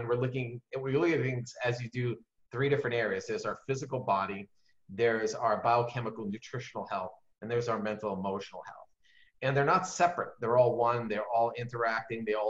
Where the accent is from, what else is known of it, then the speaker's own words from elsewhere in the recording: New York, United States; I'm from New York